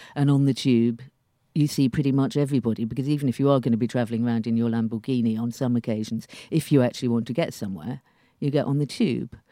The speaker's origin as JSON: {"language": "English", "region": "London", "country": "United Kingdom", "tie": "born or raised there", "said": "I was born on the Hammersmith and City line. I've lived practically all of my life on the Hammersmith and City line"}